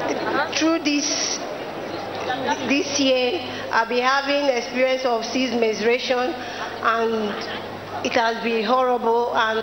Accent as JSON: {"language": "English", "region": "Rivers State", "country": "Nigeria", "said": "I came from River State."}